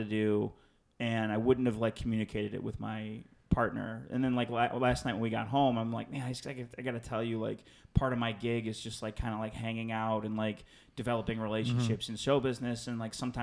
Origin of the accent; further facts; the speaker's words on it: Chicago, Illinois, United States; moved away as an adult; now in Los Angeles, United States; I grew up on the South Side of Chicago.